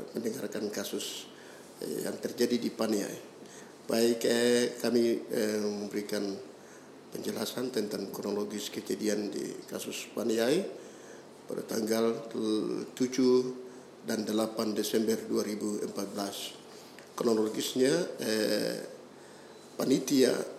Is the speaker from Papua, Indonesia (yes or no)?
yes; Papua, Indonesia; kami orang Papua itu bagian dari eh, NKRI